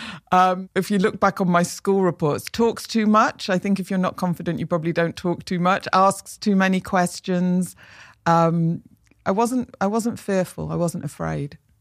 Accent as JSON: {"language": "English", "town": "Manchester", "region": "North West England", "country": "United Kingdom", "tie": "born or raised there", "said": "I grew up in Manchester"}